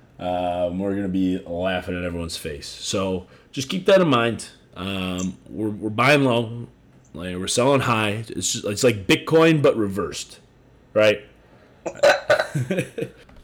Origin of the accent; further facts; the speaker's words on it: Chicago, Illinois, United States; moved away; I'm from Chicago.